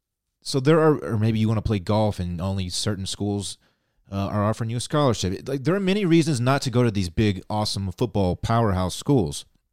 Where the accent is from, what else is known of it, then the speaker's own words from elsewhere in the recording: Austin, Texas, United States; And since I grew up in Austin, it's obviously very natural for me to just gravitate to the University of Texas.